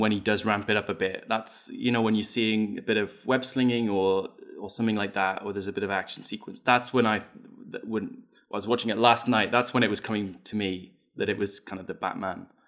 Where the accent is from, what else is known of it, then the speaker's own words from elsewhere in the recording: United Kingdom; I'm British